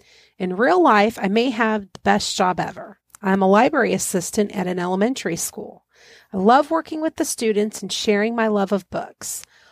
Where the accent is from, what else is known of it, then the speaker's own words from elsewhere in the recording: Hammond, Indiana, United States; Mary and I grew up in Hammond, Indiana. We grew up in a haunted house